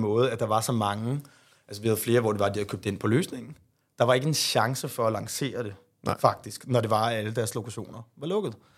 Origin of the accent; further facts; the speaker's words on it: Hasselager, Central Denmark Region, Denmark; der boede jeg faktisk hos mine forældre øh, ude i Harsgaard by, hvor jeg er fra